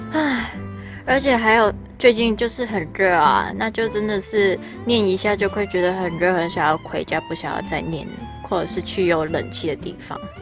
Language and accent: Chinese; Hong Kong; Chinese is a second language; now in Taiwan; 我是香港人